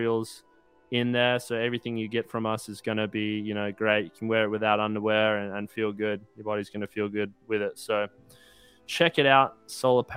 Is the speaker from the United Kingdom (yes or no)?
no; Australia; now in United States; I moved away from Australia and I'm in America now